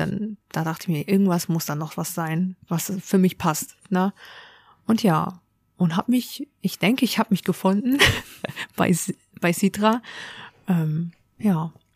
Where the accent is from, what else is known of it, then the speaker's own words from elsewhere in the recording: Hamburg, Germany; Ich bin tatsächlich in Hamburg geboren. Hamburger Dern. Genau, richtig. Und auch ähm, hier aufgewachsen